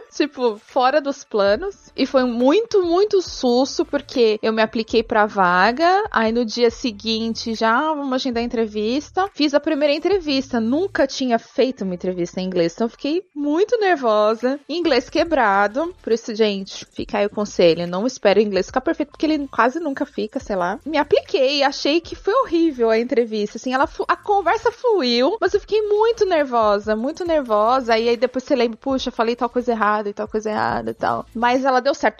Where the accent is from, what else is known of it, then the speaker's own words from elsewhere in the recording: Guarulhos, São Paulo, Brazil; moved away as an adult; now in Dublin, Ireland; Tô aqui em Dublin, mas eu sou de Guarulhos, São Paulo.